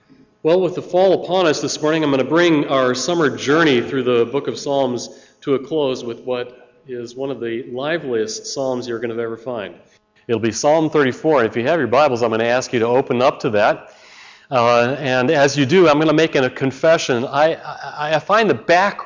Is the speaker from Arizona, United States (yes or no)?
no; Chicago, Illinois, United States; I'm from Chicago